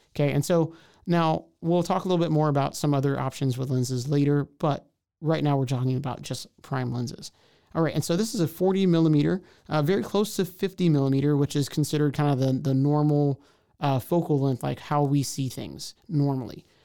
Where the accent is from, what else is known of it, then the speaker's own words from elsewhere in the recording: Houston, Texas, United States; moved away as an adult; now in Waco, United States; I'm from Houston, came to Waco to go to Baylor University